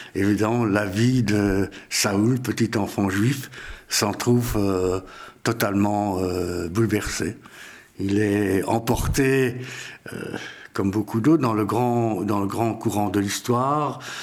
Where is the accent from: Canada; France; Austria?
Austria; Vienna; moved away; je suis né à Vienne, en Autriche, et j'ai quitté l'Autriche dans des circonstances pas pareil à celle de Cyril